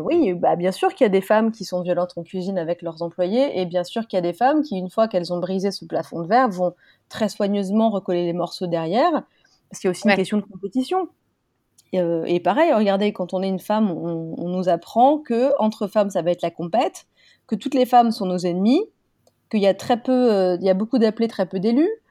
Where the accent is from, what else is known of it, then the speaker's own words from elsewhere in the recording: France; nous, en France, on a la galanterie